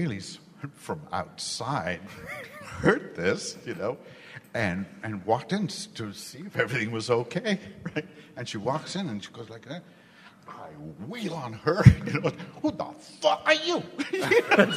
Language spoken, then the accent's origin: English; India; born or raised there; now in United States